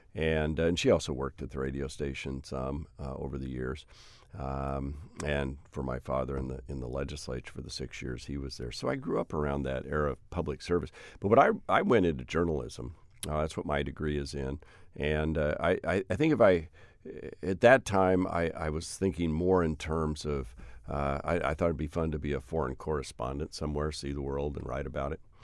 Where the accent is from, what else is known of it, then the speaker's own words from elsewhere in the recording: Hood River, Oregon, United States; also born or lived in The Dalles, Oregon; I was born in the Dalles, twenty miles away is Hood River.